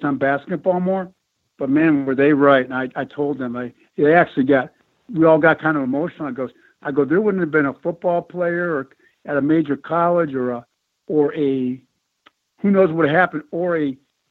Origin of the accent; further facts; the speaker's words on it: Buffalo, New York, United States; Being born and raised in Buffalo in the winters here.